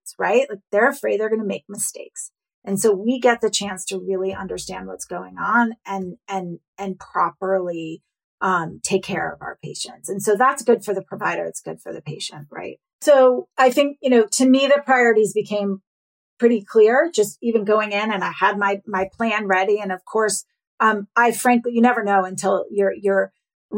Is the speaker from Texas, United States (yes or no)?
no; New York, United States; I'm a New Yorker